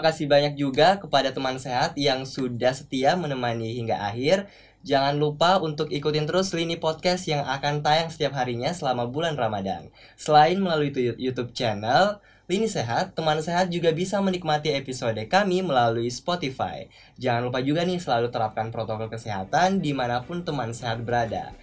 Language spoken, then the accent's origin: Indonesian; Makassar, South Sulawesi, Indonesia; di daerah saya, Makassar